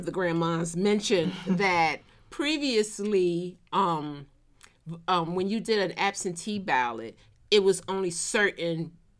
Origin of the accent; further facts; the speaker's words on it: Philadelphia, Pennsylvania, United States; now in Atlanta, United States; So I'm from Philly, I live in Atlanta. So between Philly, Pennsylvania, and Atlanta, Georgia.